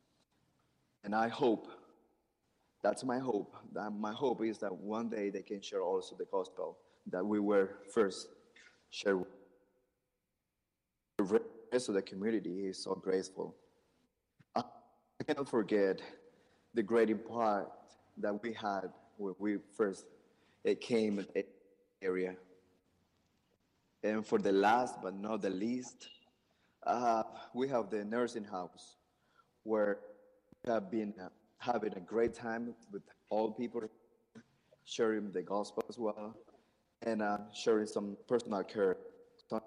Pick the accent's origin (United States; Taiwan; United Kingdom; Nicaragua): Nicaragua; I'm from Nicaragua